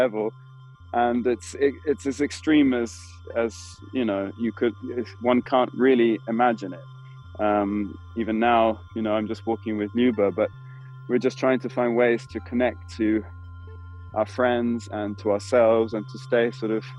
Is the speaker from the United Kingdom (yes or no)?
yes; United Kingdom; now in Berlin, Germany; I'm a British Berlin-based theatre director and producer.